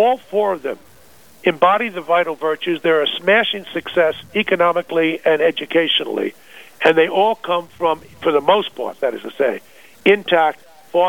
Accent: Long Island, New York, United States; also born or lived in Northern California; I was born in New York City and raised there in Long Island

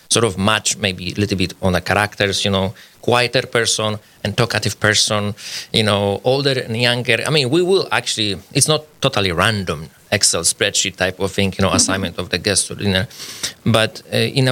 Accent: Poland; English is a second language; moved away as an adult; also born or lived in Minnesota, United States; now in Fargo, United States; I'm Polish. I came to the United States about 16 years ago.

